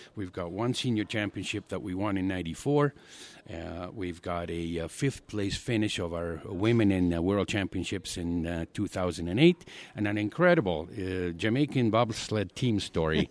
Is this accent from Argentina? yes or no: yes; Argentina; now in Calgary, Canada; born and raised in Argentina